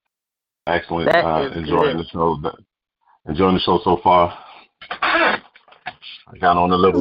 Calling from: Bloomfield, Connecticut, United States; I'm calling from Bloomfield, Connecticut.

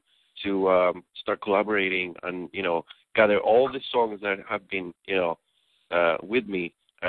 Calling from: Athens, Georgia, United States; I am calling you from beautiful Athens, Georgia.

